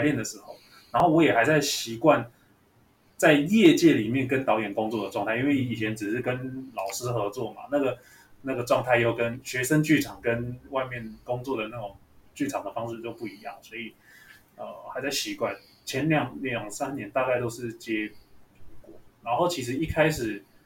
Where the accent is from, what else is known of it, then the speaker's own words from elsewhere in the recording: Taipei, Taiwan; 我住天母哦，对天母哦，对，我家住天母，然天母后从小就是在这个生活圈长大，然后，呃，大学又读文化戏剧系哦，所以就是永远没有离开那个士林的生活圈